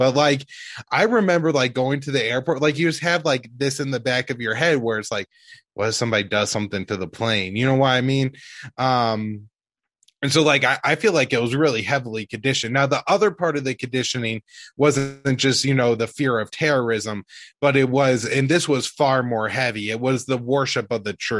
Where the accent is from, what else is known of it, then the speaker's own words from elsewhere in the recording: St. Louis, Missouri, United States; I was 10 years old, like New York City could have been anywhere to me. Like I was from St. Louis